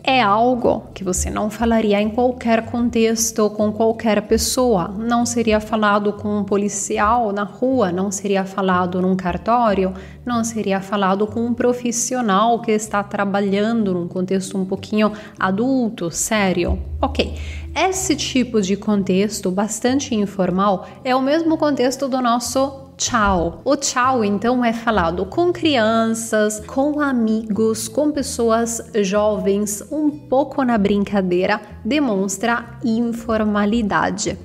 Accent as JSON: {"language": "Portuguese", "country": "Italy", "also_born_or_lived": "Campinas, São Paulo, Brazil", "second_language": "Portuguese", "moved": "as an adult", "said": "eu sou italiana"}